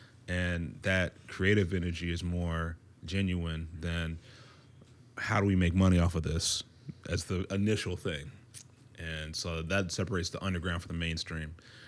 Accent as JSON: {"language": "English", "region": "DMV area", "country": "United States", "tie": "born or raised there", "also_born_or_lived": "Mons, Belgium", "said": "And it's military family. And so then we moved over to the East Coast to the DMV area after a while. And, you know, I went to high school and middle school and stuff here, so I connect deeply with the DMV ar"}